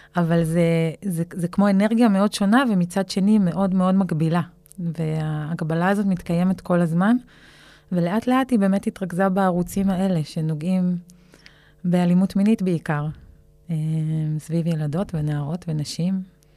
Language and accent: Hebrew; Israel; הזהות שלי כישראלית